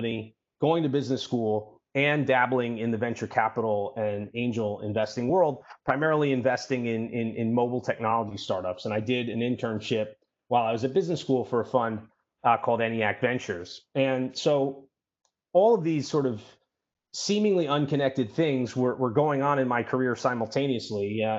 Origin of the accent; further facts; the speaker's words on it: New York City, New York, United States; I'm born and raised in New York City.